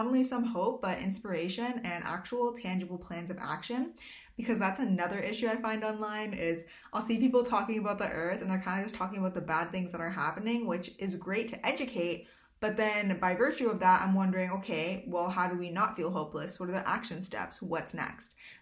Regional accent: Swan Lake First Nation, Manitoba, Canada; I'm Bear Clan from Swan Lake First Nation

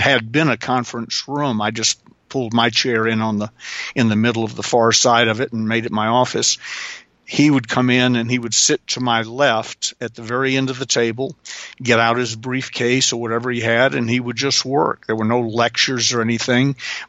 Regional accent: the South, United States; Well, I'm a Southerner

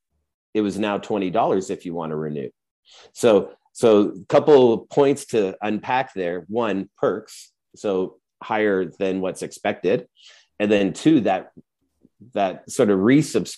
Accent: Edmonton, Alberta, Canada; I grew up in Edmonton

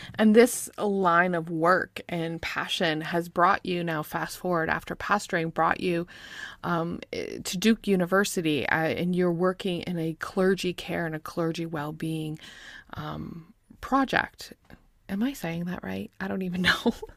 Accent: Canada; I'm from Canada

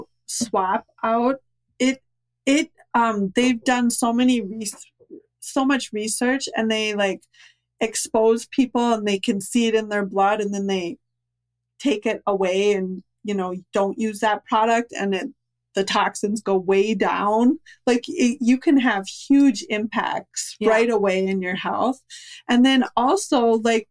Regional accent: Minnesota, United States; we're from Minnesota

